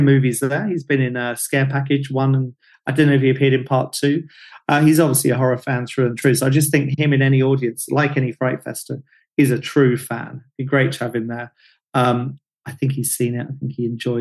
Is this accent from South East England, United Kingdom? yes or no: yes; Hastings, South East England, United Kingdom; I'm from Hastings